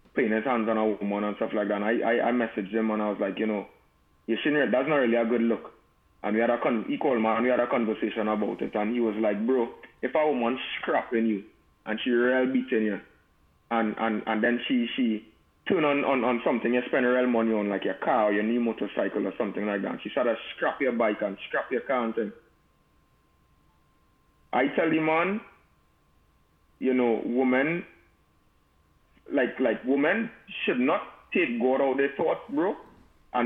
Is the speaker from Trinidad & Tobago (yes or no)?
yes; Trinidad & Tobago; moved away; I grew up in Trinidad where it have a saying, you don't meddle in big people business.